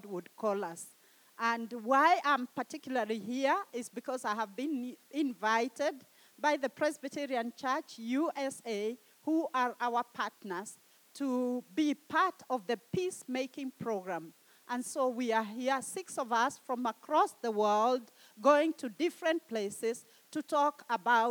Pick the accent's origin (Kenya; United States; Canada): Kenya; I come from Kenya in East Africa